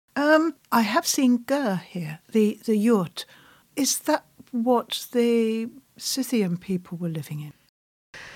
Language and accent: English; England, United Kingdom; I'm British